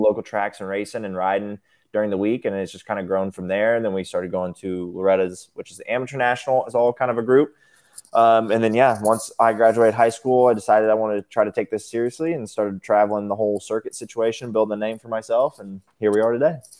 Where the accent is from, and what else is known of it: Topeka, Kansas, United States; born or raised there; also born or lived in Manhattan, Kansas